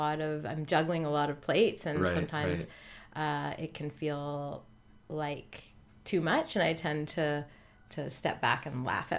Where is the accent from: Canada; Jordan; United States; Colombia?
Canada; Newfoundland and Labrador; I grew up in Newfoundland on the east coast of Canada.